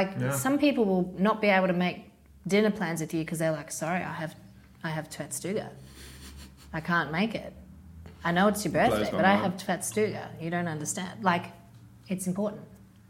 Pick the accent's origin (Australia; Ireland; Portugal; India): Australia; now in Sweden; I'm Australian. We're your convict version.